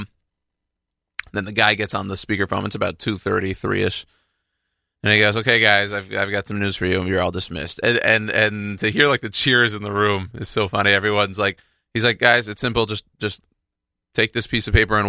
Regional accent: Texas, United States; now in New York, United States; I'm from Texas.

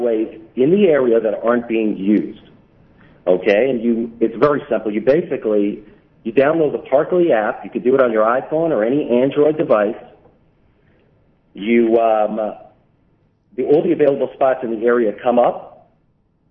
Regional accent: Brooklyn, New York, United States; born or raised there

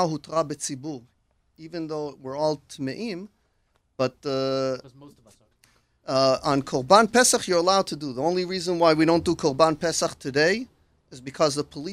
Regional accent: Israel; also born or lived in United States; came from Eretz Israel

